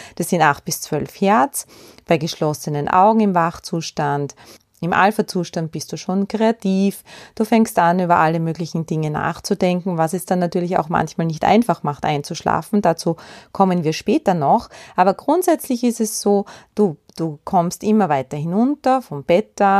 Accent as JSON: {"language": "German", "country": "Austria", "said": "bei uns in Österreich"}